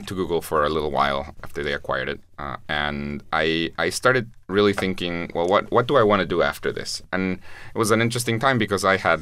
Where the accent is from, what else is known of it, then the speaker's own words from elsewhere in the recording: Guatemala; I'm from Guatemala, which is a very poor country